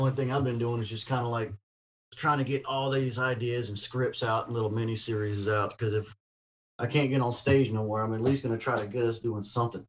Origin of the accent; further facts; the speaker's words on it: Ocean Springs, Mississippi, United States; also born or lived in Vancleave, Mississippi / Austin, Texas / Los Angeles, California; my hometown of Ocean Springs.